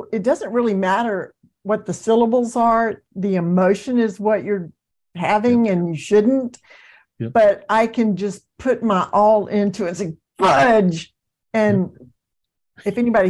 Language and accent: English; the South, United States; I'm from the South